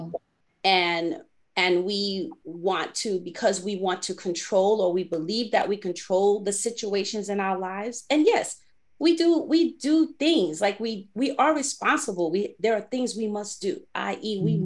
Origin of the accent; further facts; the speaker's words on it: New York City, New York, United States; I grew up in the Bronx